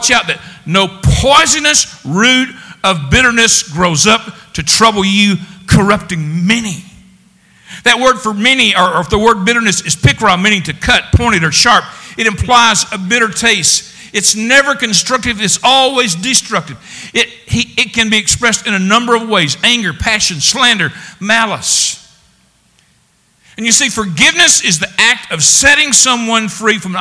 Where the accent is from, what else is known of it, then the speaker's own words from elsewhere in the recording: the South, United States; we're all from the South